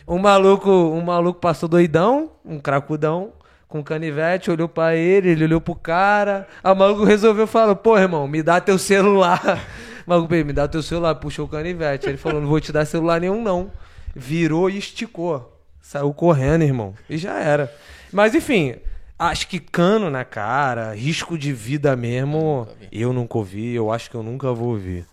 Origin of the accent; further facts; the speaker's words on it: Rio de Janeiro, Brazil; moved away; Sou do Rio de Janeiro